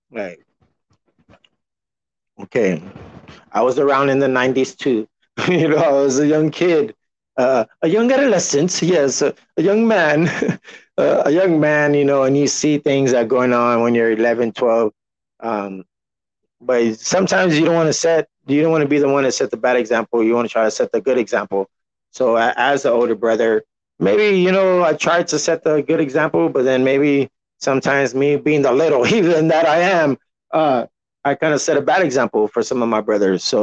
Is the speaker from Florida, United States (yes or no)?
no; San Antonio, Texas, United States; I'm from Texas, repping San Antonio to be exact. Clearly, you've heard of the Spurs.